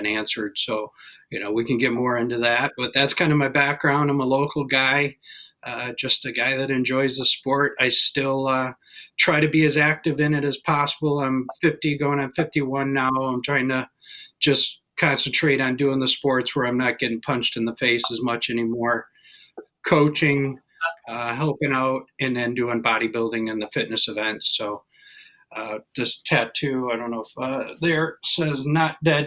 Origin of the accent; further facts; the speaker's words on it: Walled Lake, Michigan, United States; I'm out of Walled Lake, Commerce Township. So went to Walled Lake Western High School and been a Michigander my whole life